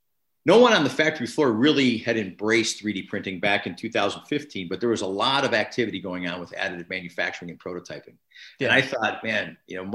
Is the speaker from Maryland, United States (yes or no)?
no; Chicago, Illinois, United States; moved away as an adult; also born or lived in Northern California; now in Buffalo, United States; I grew up in Chicago and was exposed to snow as a kid